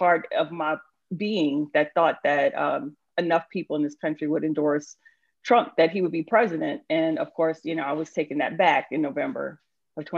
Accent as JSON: {"language": "English", "town": "New Orleans", "region": "Louisiana", "country": "United States", "tie": "born or raised there", "moved": "as an adult", "lives_now": "Snellville, United States", "said": "So I am originally from New Orleans. I was born and raised in New Orleans"}